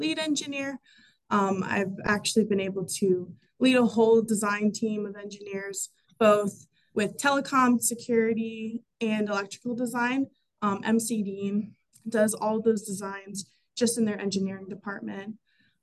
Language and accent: English; Mountaintop, Pennsylvania, United States; moved away as an adult; now in Tysons, Virginia, United States; I grew up in Mountaintop, Pennsylvania